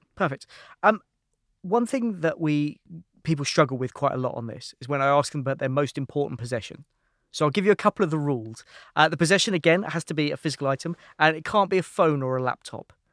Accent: London, United Kingdom; also born or lived in San Francisco; I was from London

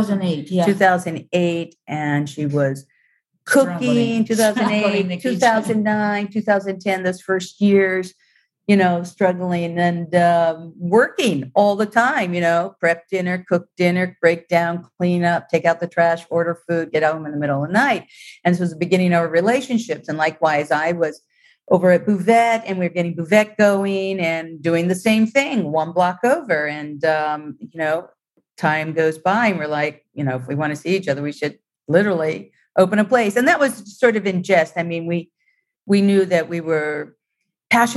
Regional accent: United States; moved away as an adult; also born or lived in Italy / Rome; being an American in Italy

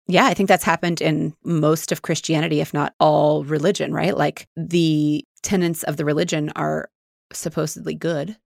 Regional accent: Independence, Missouri, United States; Mormon life where we grew up in Independence, Missouri

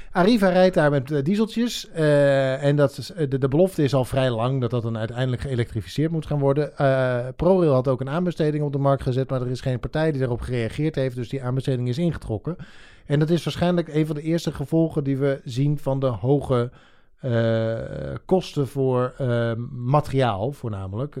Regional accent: Drenthe, Netherlands; moved away; also born or lived in Rotterdam; ik ben opgegroeid in Drenthe

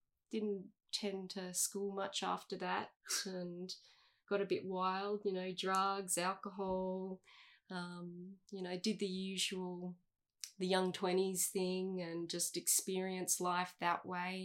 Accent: Coolum Beach, Queensland, Australia; I grew up in Coolum, actually, not far from here, Coolum Beach. That was for the first 12 years

